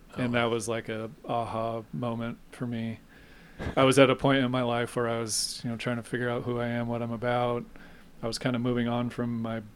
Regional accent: Placerville, California, United States; I grew up in Placerville

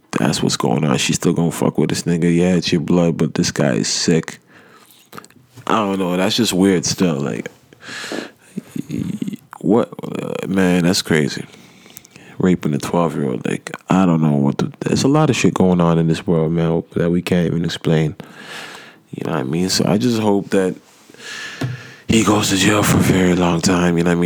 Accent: Nigeria; I'm African. I'm Nigerian myself

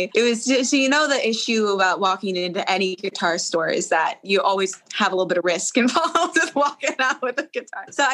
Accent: Harpswell, Maine, United States; moved away as an adult; also born or lived in Nashville, Tennessee; So in Maine, I grew up on an island, actually. So small island town called Harpswell

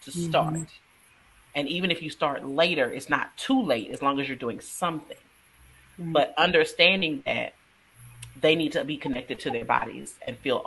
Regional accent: Texas, United States; I'm from Texas

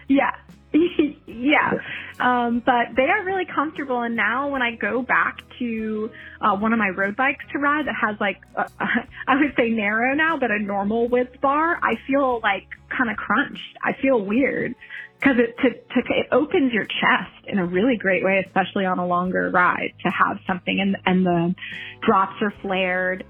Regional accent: New Jersey, United States; now in St. Augustine, United States; I live in St. Augustine, Florida and I'm from New Jersey

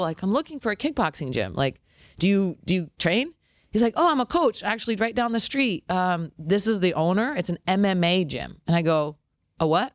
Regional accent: Los Angeles, California, United States; moved away as an adult; also born or lived in Albuquerque / Maui; now in Boca Raton, United States; I'm from Los Angeles, so anytime I moved away, I moved to, um, Albuquerque

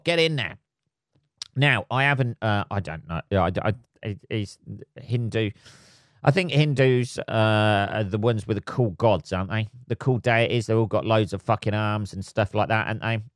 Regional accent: England, United Kingdom; living, uh, in England, uh, and being an Englishman

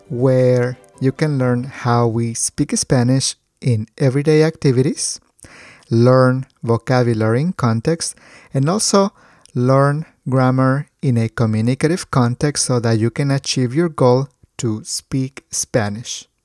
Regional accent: Colombia; y como colombiana, pues sabemos que Colombia tiene uno de los mejores cafés del mundo

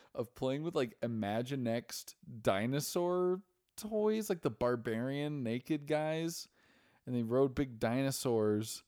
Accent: Idaho, United States; we're both Mormons from Idaho.

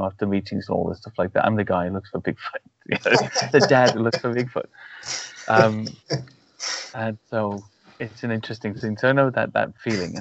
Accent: United Kingdom; as British people

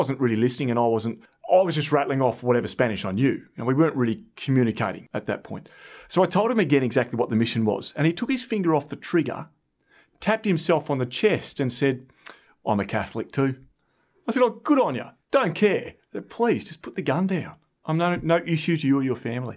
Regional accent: Australia; I'm from Australia and I'm also from a farm.

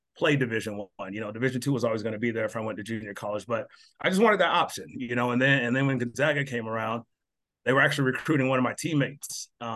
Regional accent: Albuquerque, New Mexico, United States; moved away as an adult; also born or lived in Colorado / Spokane, Washington; growing up in Albuquerque, when I left to go to junior college, which was in Colorado

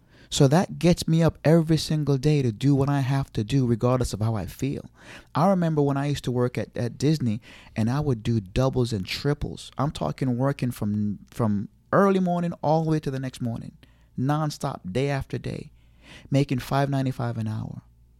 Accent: Jamaica; I have an accent. I'm from Jamaica. I can't do it.

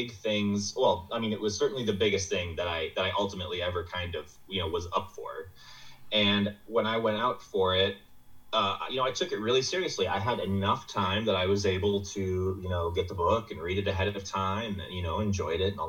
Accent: Midwest, United States; I'm from the Midwest

